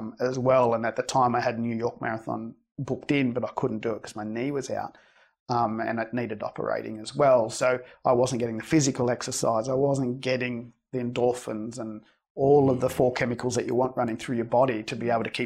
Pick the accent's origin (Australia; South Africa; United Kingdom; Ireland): Australia; I'm Australian born from Spanish migrants